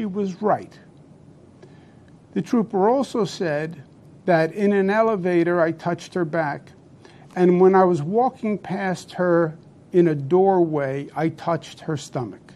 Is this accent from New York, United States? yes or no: yes; New York, United States; I'm a New Yorker, born and bred